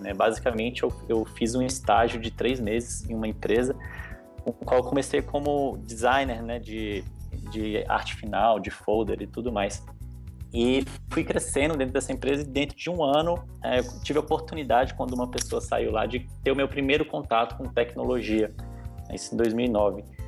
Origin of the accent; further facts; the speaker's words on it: Brasília, Federal District, Brazil; moved away as an adult; now in São Paulo, Brazil; eu sou natural de Brasília, hoje eu moro em São Paulo já faz aproximadamente